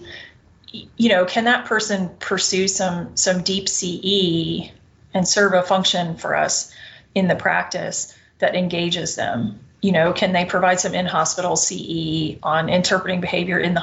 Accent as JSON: {"language": "English", "region": "the South", "country": "United States", "said": "I'm a Southerner"}